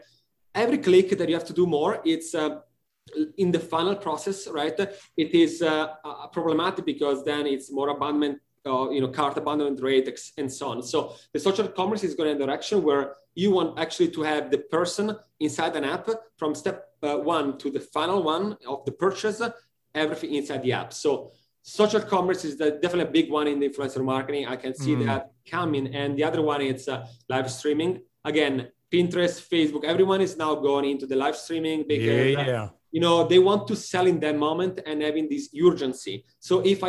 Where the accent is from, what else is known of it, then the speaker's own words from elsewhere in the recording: Italy; now in United States; I'm from originally from Italy, living and working in the States